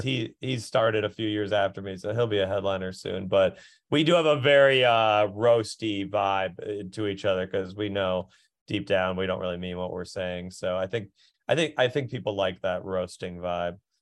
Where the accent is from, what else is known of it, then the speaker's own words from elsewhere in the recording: Minneapolis, Minnesota, United States; moved away; I'm from Minneapolis